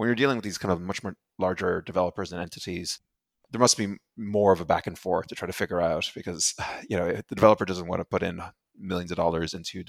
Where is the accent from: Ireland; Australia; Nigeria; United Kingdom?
Ireland; also born or lived in Europe; You know, I'm originally from Ireland, grew up mostly in Europe.